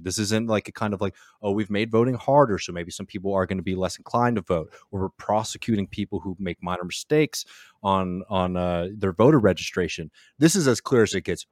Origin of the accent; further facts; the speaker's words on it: Texas, United States; my home state of Texas